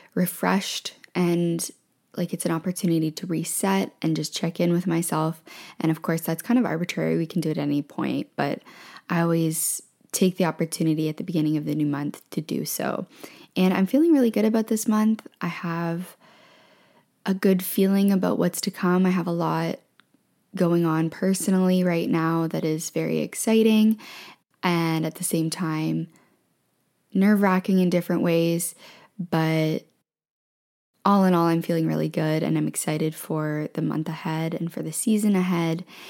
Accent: Ontario, Canada; moved away as an adult; also born or lived in Ottawa / Thailand / Vancouver; We moved from Vancouver to Ontario. My family is in Ontario, and we moved back to where my family is.

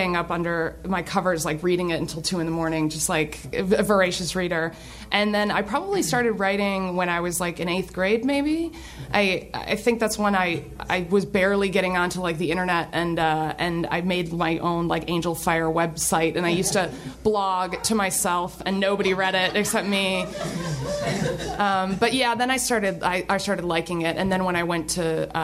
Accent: Kalamazoo, Michigan, United States; I grew up in Kalamazoo, Michigan

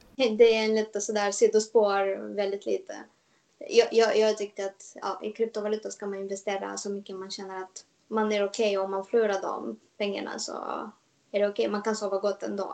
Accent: Moldova; Swedish is a second language; moved away as an adult; now in Stockholm, Sweden; jag kommer ursprungligen från Moldavien

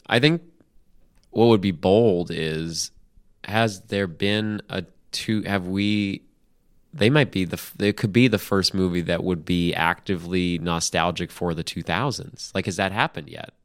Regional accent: United States; as an American

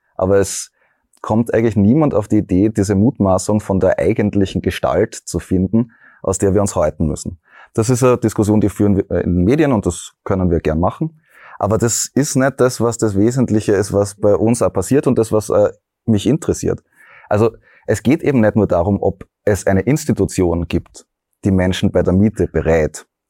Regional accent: Graz, Styria, Austria; ich bin ja aus Graz

